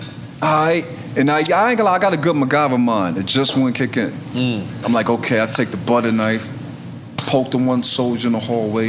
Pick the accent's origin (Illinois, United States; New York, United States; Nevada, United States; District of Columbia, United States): New York, United States; New York City; I'm from Harlem